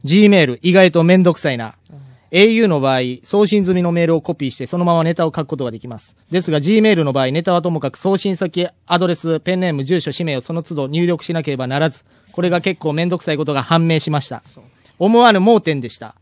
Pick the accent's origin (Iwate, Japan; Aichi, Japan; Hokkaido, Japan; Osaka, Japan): Osaka, Japan; also born or lived in Nakano, Tokyo; now in Tokyo, Japan; 大阪生まれ、大阪育ち、中野区在住、三十三歳女性